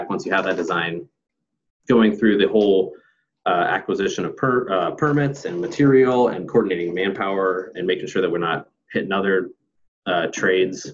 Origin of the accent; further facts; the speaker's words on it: Northern Iowa, United States; moved away as an adult; now in Portland, United States; started off growing up in Northern Iowa, just like your host, Ryan